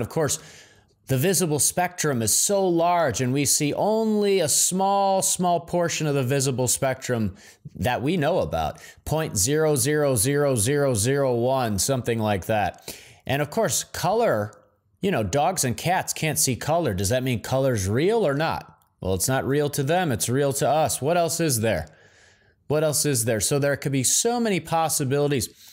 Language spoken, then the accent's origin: English; Midwest, United States; moved away as an adult; I'm from the Midwest originally